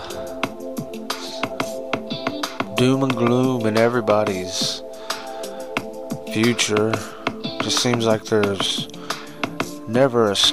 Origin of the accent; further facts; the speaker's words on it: United States; as an American